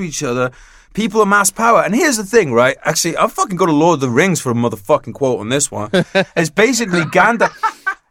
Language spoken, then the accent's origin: English; United Kingdom; I'm British